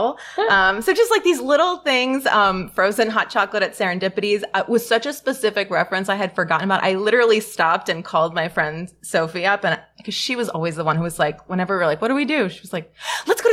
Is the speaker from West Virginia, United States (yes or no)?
no; New York City, New York, United States; I grew up in Stuyvesant Town, and I went to Hunter Elementary and High School